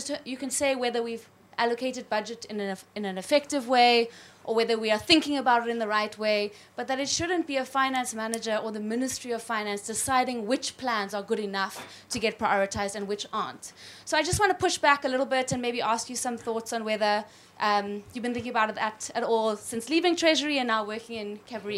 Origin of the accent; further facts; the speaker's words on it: South Africa; I'm from South Africa as well, Neil, and I hope you will forgive me for disagreeing with you. I'm not from the Western Cape.